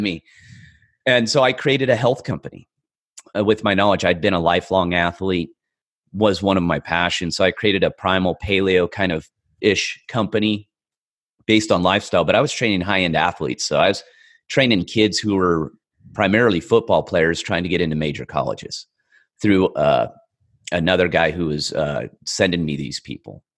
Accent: California, United States; I grew up in a, a very rural part of California

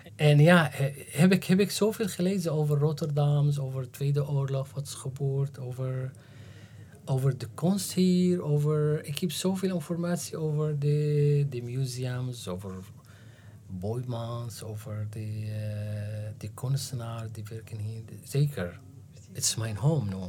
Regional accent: Damascus, Damascus Governorate, Syria; Dutch is a second language; moved away as an adult; also born or lived in Aleppo, Syria; now in Netherlands; ik ben geboren in Aleppo, 1972 Dus ik ben gegroeid in Aleppo tot, eh, tot zeven of acht jaar en daarna in, in Damascus.

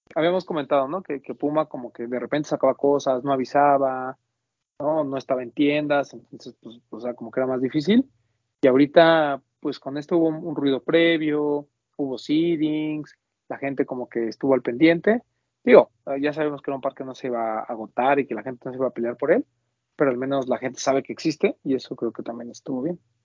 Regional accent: Mexico; como mexicano

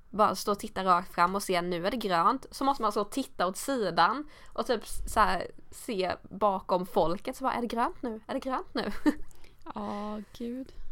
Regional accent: Sweden; moved away as an adult; also born or lived in England

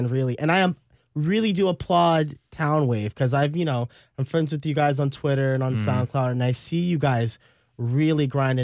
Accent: Austin, Texas, United States; I'm from Austin. I'm from the suburbs

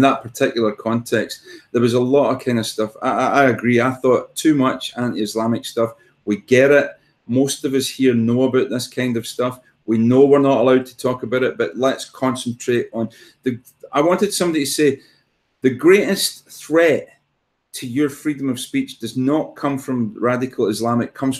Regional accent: Glasgow, Scotland, United Kingdom; I'm from Glasgow. Who gives a shit

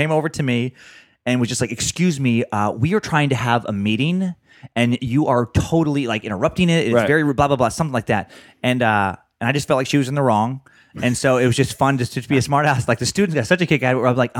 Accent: Idaho, United States; My home state.

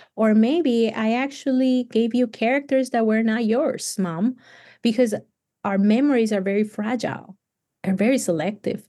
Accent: Cali, Valle del Cauca, Colombia; English is a second language; moved away as an adult; also born or lived in Tennessee; now in United States; I come from Cali, which is hot all year round.

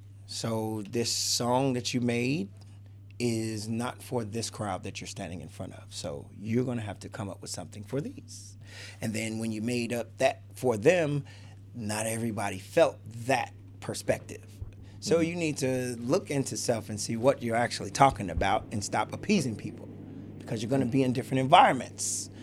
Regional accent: Chicago, Illinois, United States; I'd like to say I'm from Chicago. So I have all the sides on me. I got some suburban, some projects, some everything. So originally Cabrini Green.

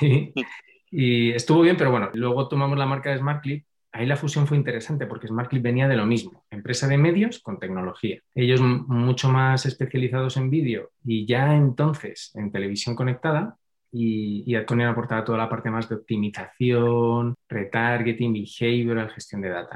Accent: Madrid, Community of Madrid, Spain; soy de Madrid

